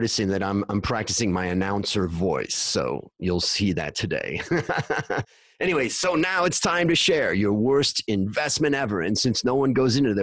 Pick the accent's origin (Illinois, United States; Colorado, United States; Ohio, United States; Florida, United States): Ohio, United States; Hudson; we both are from Cleveland, Ohio area. I'm from Hudson